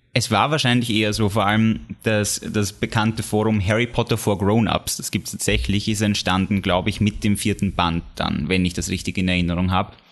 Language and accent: German; Austria; bei uns in Österreich